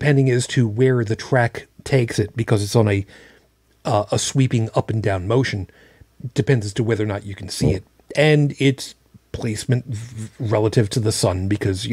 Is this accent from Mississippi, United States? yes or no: no; Long Island, New York, United States; moved away; When I grew up on Long Island